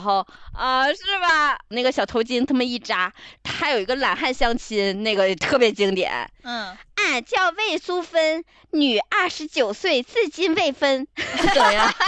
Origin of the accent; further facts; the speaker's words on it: Northeast China, China; 我来自东北家庭